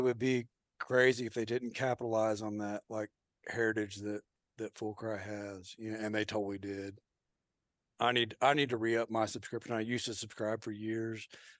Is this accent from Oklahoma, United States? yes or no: yes; Oklahoma, United States; And I'm from Oklahoma, so I got to throw out Ed Abel.